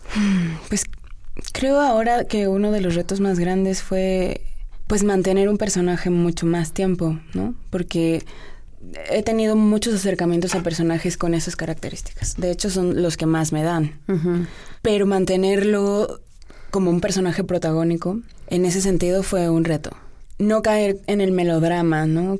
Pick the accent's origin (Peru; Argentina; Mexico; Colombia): Mexico; moved away